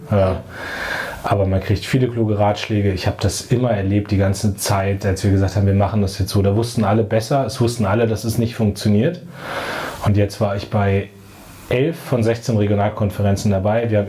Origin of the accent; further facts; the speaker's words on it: Munster, Lower Saxony, Germany; Dann gab es bei uns in der Nähe von meinem Heimatort Munster in der Lüneburger Heide so ein Nazi-Zentrum